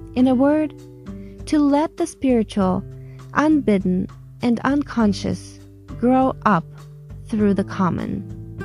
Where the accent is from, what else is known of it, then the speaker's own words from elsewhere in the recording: Russia; moved away as an adult; now in United States; in my time of growing up in Russia